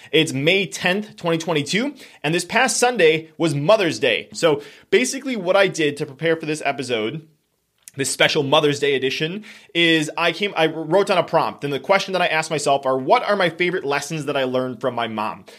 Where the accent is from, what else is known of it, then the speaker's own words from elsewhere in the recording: Wisconsin, United States; we are from Wisconsin